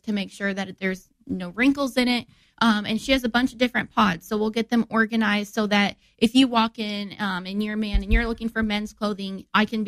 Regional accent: Divernon, Illinois, United States; I'm from Divernon, and when I was little, I used to ride my bike around

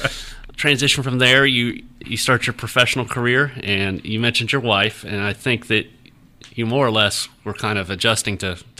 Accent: Ohio, United States; I grew up in Ohio, not far from Ohio State University.

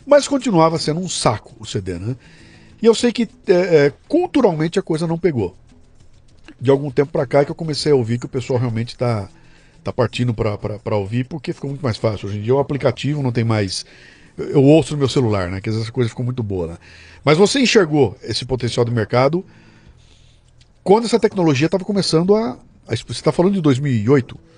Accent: São Paulo, Brazil; quando era moleque, eu morava em São Paulo

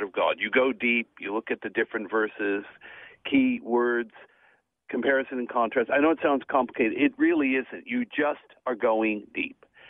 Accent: Melbourne, Victoria, Australia; I'm in my hometown of Melbourne

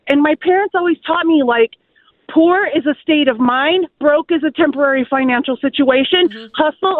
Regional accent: California, United States; I come from California

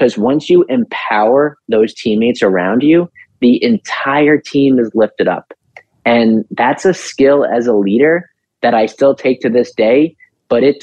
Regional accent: New York City, New York, United States; also born or lived in Long Island; I'm from New York City

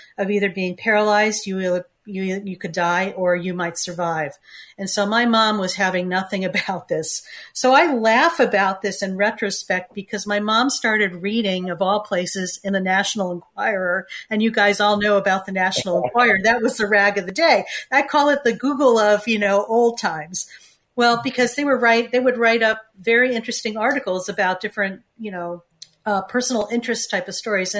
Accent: Connecticut, United States; I grew up in Connecticut, and I'm one of four children

